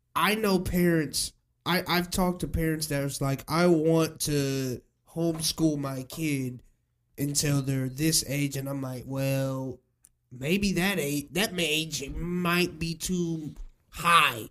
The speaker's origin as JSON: {"language": "English", "town": "Springfield", "region": "Illinois", "country": "United States", "tie": "born or raised there", "said": "growing up in Springfield"}